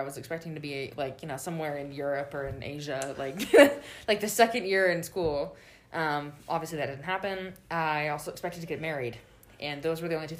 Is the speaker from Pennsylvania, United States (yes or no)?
no; Davis, California, United States; I grew up in Davis, California.